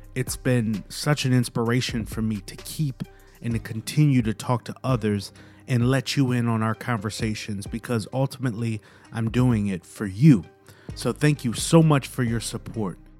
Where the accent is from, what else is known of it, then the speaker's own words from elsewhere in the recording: Milwaukee, Wisconsin, United States; now in Raleigh, United States; I grew up in Milwaukee, Wisconsin.